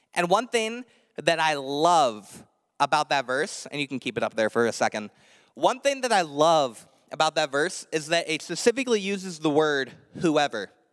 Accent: Indiana, United States; moved away; I grew up in Indiana, the land of corn

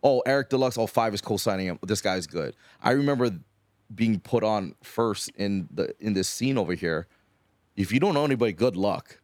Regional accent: Hawaii, United States; growing up in Hawaii, you kinda grew up with the, with the hip hop stuff

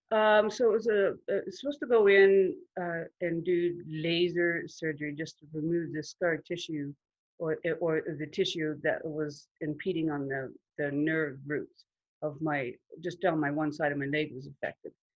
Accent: Huntsville, Ontario, Canada; I grew up in Huntsville, in Muskoka, in a large family

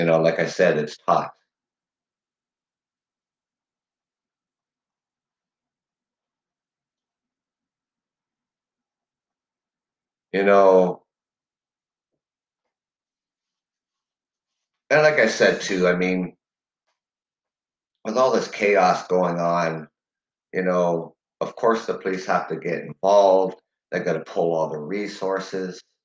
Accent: Canada; as a Canadian

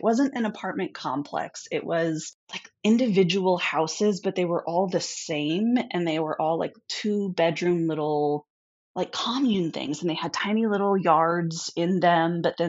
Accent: Midwest, United States; And I came from the Midwest.

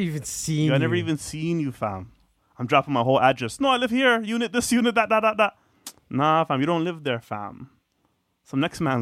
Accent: Atlanta, Georgia, United States; Yeah, I came from Atlanta.

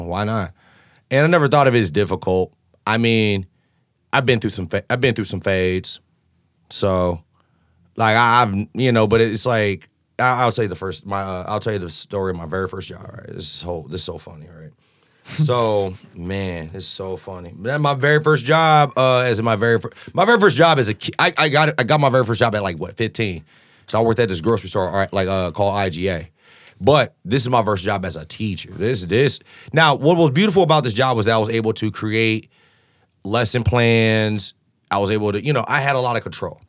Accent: Champaign, Illinois, United States; moved away as an adult; now in Chicago, United States; Growing up in Champaign

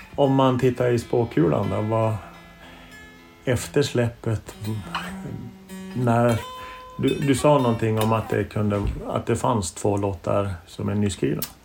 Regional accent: Norrland, Sweden; när jag växte upp i, i Norrland

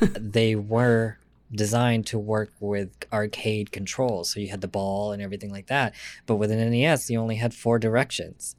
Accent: Lansing, Michigan, United States; also born or lived in San Diego, California; I am from Lansing

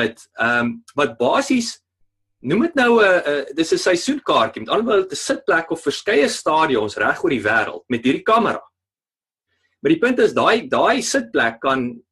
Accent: Parys, Free State, South Africa; moved away; Parys toe te gaan wat uh, ek beskou as my my tuisdorp nou maar daar in die Vrystaat

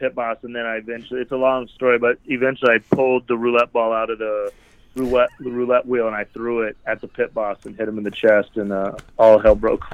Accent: Cheyenne, Wyoming, United States; moved away as an adult; also born or lived in Las Vegas; growing up in Wyoming

